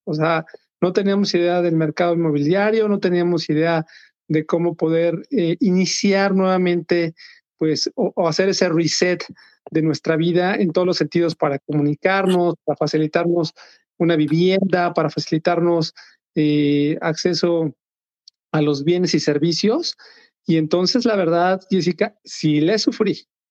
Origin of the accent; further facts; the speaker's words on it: Mexico City, Mexico; moved away as an adult; now in Minnesota, United States; soy mexicano, nací en México, tengo 48 años de edad, básicamente 47 años viví en la Ciudad de México